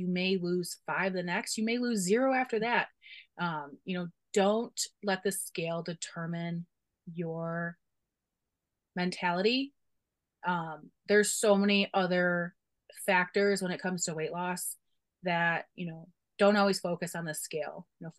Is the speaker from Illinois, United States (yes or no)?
yes; Chicago, Illinois, United States; I'm a Bears fan because I'm from Chicago.